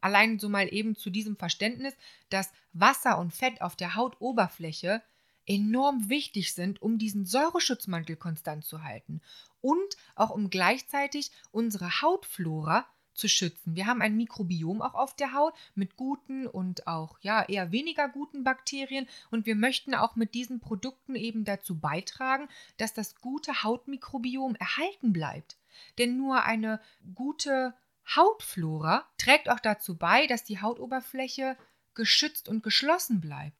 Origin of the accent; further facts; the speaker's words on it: Solingen, North Rhine-Westphalia, Germany; moved away as an adult; also born or lived in Bensheim; Es hat mich auch ein bisschen wieder in meine alte Heimat verschlagen, also äh, nach Solingen